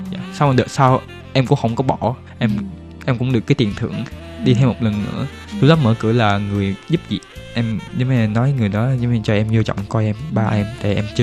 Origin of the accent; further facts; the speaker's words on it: Taiwan; born there; em sinh tại Đài Loan.